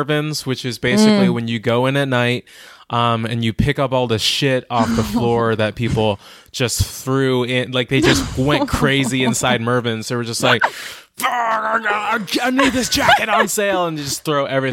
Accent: Inglewood, California, United States; I grew up in Inglewood

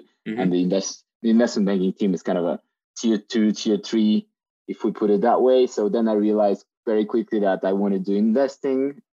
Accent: Moscow, Russia; moved away as an adult; also born or lived in France / United Kingdom; as you already know. I'm Russian, so I was born in Moscow, and I grew up between Moscow and France, actually. My parents moved around a little bit due to work, but then I went to high school in Moscow

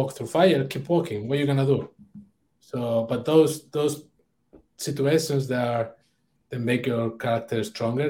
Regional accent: Oviedo, Asturias, Spain; English is a second language; moved away as an adult; also born or lived in Brittany, France / London, United Kingdom; my hometown, Oviedo, north of Spain

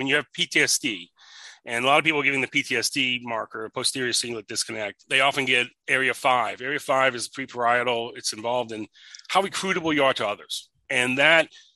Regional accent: New England, United States; moved away; also born or lived in West Los Angeles, California; I grew up in New England

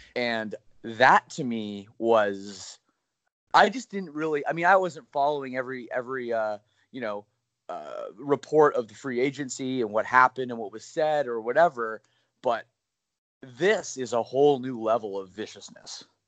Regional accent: Oakville, Ontario, Canada; my hometown of Oakville, Ontario

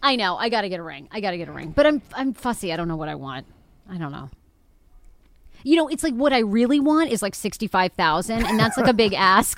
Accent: Maine, United States; I'm from Maine.

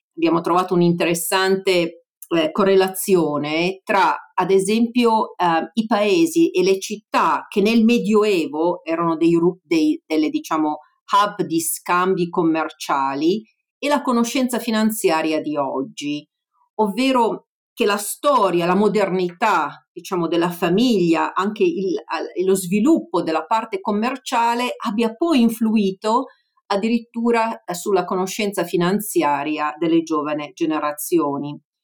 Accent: Italy; moved away as an adult; now in United States

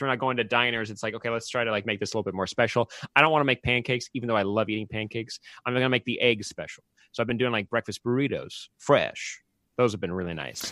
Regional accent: Santa Clarita, California, United States; I grew up in Santa Clarita, which is where, uh, Magic Mountain, uh, the Six Flags Magic Mountain is

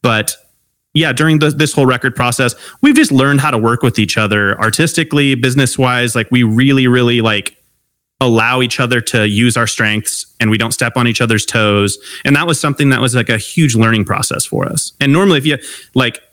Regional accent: Long Beach, California, United States; I grew up in Long Beach, California.

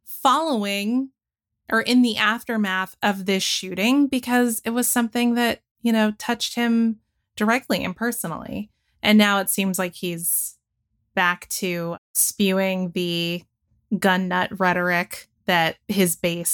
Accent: Georgia, United States; I spent most of my upbringing living in Forsyth County, Georgia

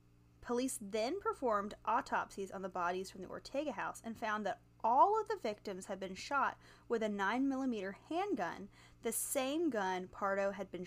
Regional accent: North Carolina, United States; I'm from North Carolina.

